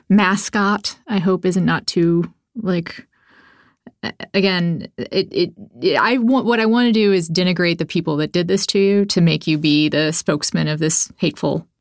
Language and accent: English; Texas, United States; Well, so I'm actually also from Texas, also raised by people who were raised in the Baptist church